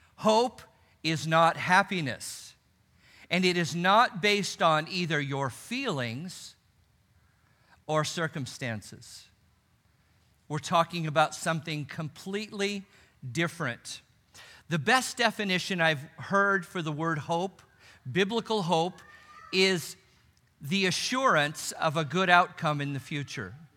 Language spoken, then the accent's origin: English; Los Angeles, California, United States; I grew up in Los Angeles